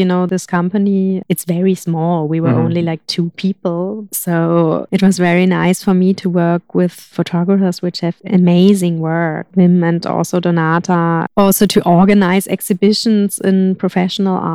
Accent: Hamburg, Germany; moved away; also born or lived in Berlin / Granada; I come from Hamburg, which is quite a big city. And then I lived in Berlin.

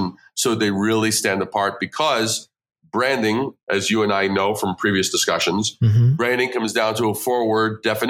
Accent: New York City, New York, United States; moved away as an adult; also born or lived in Brooklyn / Long Island / Manhattan; now in Midwest, United States; I born in Brooklyn, raised in Queens, then a little bit on Long Island, and then I moved to Manhattan

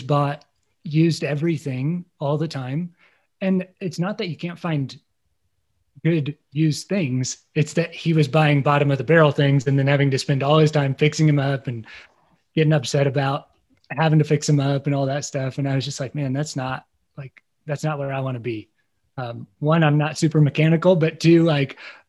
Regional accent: Midwest, Indiana, United States; moved away; I grew up in the Midwest, you know, proud Hoosier

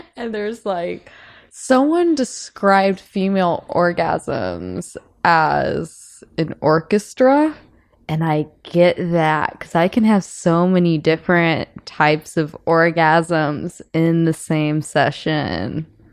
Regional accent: South Bend, Indiana, United States; I'm from South Bend, Indiana.

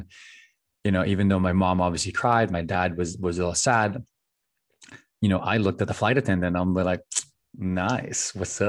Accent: Philippines; also born or lived in United States; I'm very blessed to be both a U.S. citizen that was born here, but also growing up in the Philippines and other parts of the world for a long time, so that then I was really not as American that grew up here compared to everyone else.

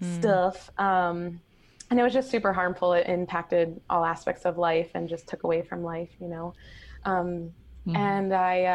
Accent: Boston, Massachusetts, United States; moved away as an adult; now in Hawaii, United States; I am born and raised in Boston, but I currently live in Hawaii

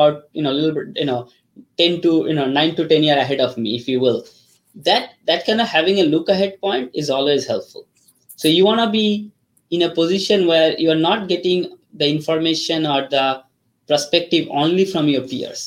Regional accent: Kolkata, West Bengal, India; first language Bengali; English is a second language; moved away as an adult; also born or lived in Ranchi, India; now in United States; I grew up in India, Calcutta

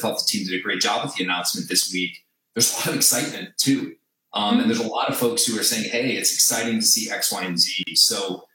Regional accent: New Jersey, United States; I grew up in New Jersey

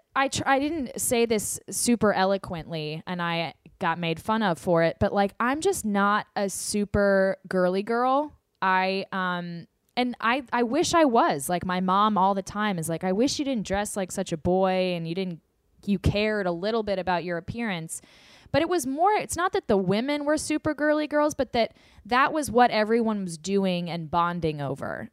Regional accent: the South, United States; I am from the South.

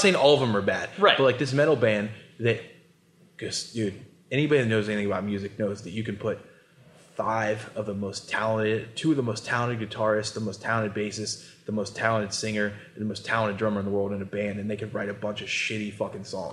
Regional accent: Columbus, Ohio, United States; born or raised there

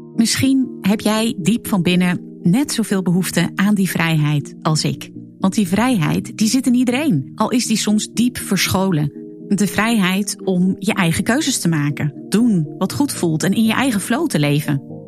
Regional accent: Zeeland, Netherlands; Ik groeide als kind op in de Zeeuwse klei

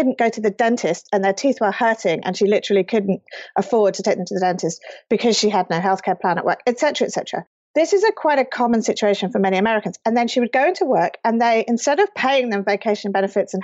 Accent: United Kingdom; moved away as an adult; now in California, United States; as a British person

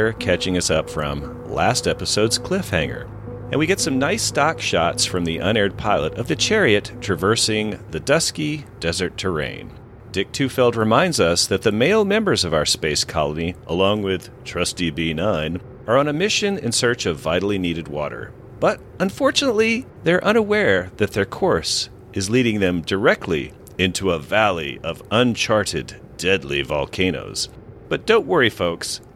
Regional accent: Dixie, the South, United States; growing up in Dixie

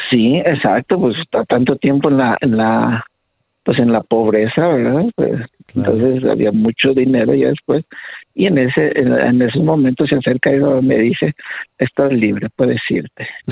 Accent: Torreón, Coahuila, Mexico; moved away as an adult; now in Denver, United States; yo soy originario de Torreón, Coahuila

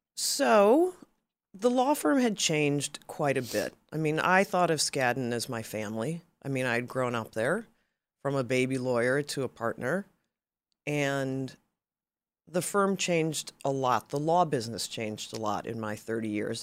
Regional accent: Chicago, Illinois, United States; moved away as an adult; also born or lived in Massachusetts; now in California, United States; I grew up in Chicago

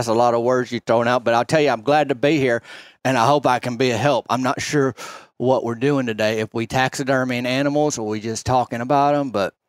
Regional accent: Arkansas, United States; I'm from Arkansas. Chancellor Park.

